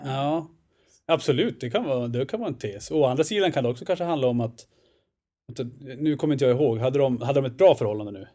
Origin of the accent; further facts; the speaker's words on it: Östersund, Jämtland, Sweden; accent: norrländska; moved away as an adult; now in Stockholm, Sweden; kommer norrifrån till att börja med